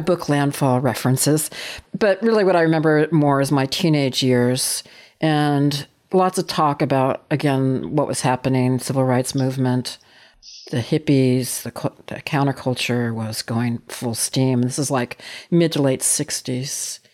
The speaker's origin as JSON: {"language": "English", "town": "Walnut Creek", "region": "California", "country": "United States", "tie": "born or raised there", "also_born_or_lived": "Berkeley, California", "said": "My parents moved out to the suburbs, which is about ten miles east here of Berkeley, uh, to a little tiny suburban enclave called Walnut Creek."}